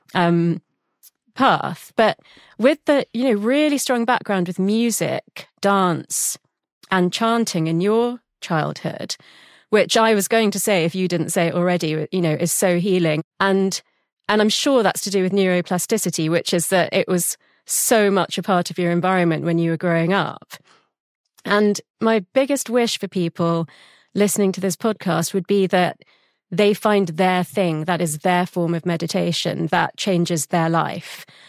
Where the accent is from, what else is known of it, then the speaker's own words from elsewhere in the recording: London, United Kingdom; I was born in London